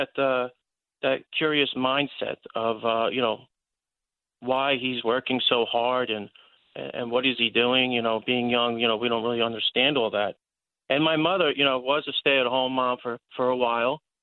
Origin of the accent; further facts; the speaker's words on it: Westchester, New York, United States; growing up in Westchester, New York, was definitely something